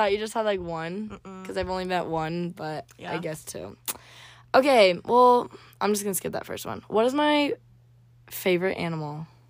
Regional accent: Las Vegas, Nevada, United States; also born or lived in Florida; now in Provo, United States; I'm from Vegas and moved down here to Provo, Utah.

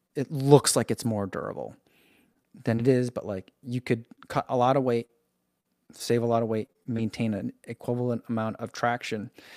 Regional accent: United States; being an American

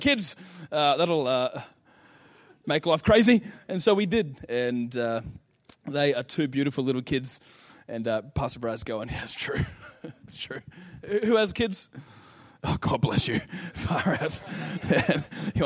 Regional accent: Ipswich, Queensland, Australia; now in Mackay, Australia; I was born in Ipswich, come from Bundamba. Being from Ipswich

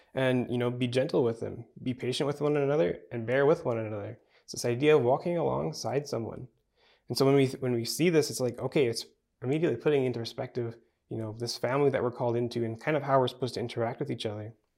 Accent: Manitoba, Canada; maybe it's because I'm from Manitoba

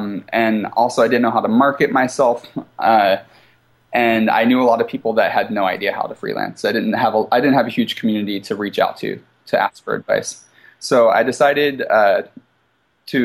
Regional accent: East Coast, United States; now in Seattle, United States; The culture was different than what I'm used to. I'm from the East Coast. I'm used to a fast pace.

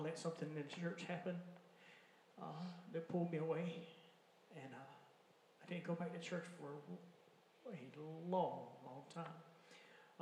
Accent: Alabama, United States; also born or lived in Mobile, Alabama; when I was 10, my family, we moved from Creighton, Alabama, out to Sims

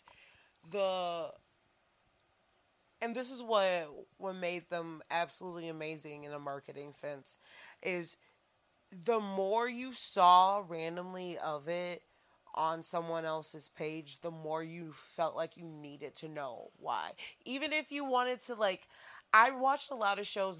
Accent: Saginaw, Michigan, United States; also born or lived in Oakland University, Michigan; I was in Saginaw.

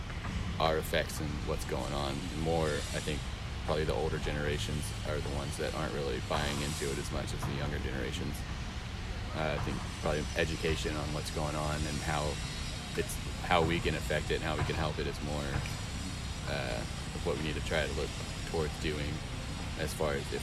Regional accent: Conroe, Texas, United States; moved away as an adult; now in Huntsville, United States; I grew up in Conroe and live out here for about 3 years.

